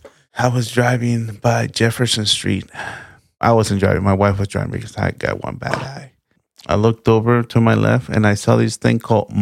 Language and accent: English; Mazatlán, Sinaloa, Mexico; I'm from Mazatlan. So we, Sinaloa, we have chilorio.